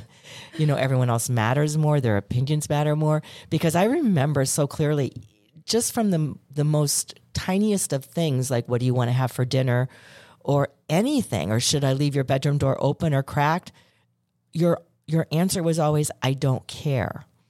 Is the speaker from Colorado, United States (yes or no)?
no; Chicago, Illinois, United States; I'm from Chicago